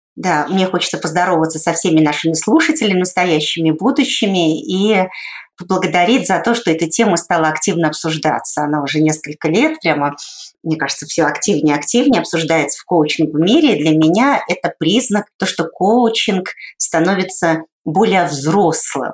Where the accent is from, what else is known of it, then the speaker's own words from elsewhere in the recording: Saint Petersburg, Russia; я сама родом из Санкт-Петербурга